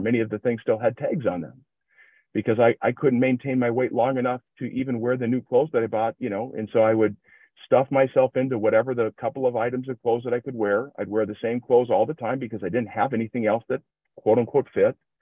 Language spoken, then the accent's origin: English; Minnesota, United States; accent: generic Midwestern; I'm from Minnesota, so if it sounds like uh, just a just a generic Midwestern ac- accent, that's what you'll have here